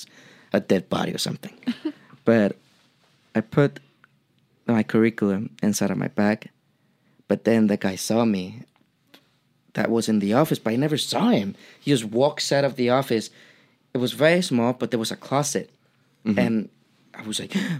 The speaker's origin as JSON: {"language": "English", "country": "Mexico", "tie": "born or raised there", "second_language": "English", "moved": "as an adult", "said": "growing up in Mexico for 23 years"}